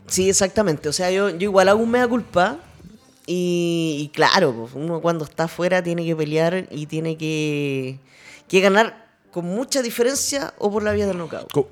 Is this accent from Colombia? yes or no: no; Chile; no somos muchas las chilenas que peleamos acá